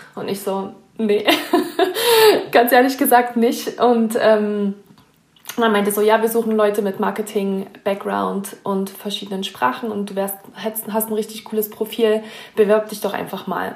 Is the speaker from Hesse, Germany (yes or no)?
no; Naumburg, Saxony-Anhalt, Germany; moved away as an adult; now in Lake Tahoe, United States; ich komme auch aus einem kleinen Ort in Deutschland, Naumburg heißt der, ähm, in der Nähe von Leipzig, unten am Zipfel von Sachsen-Anhalt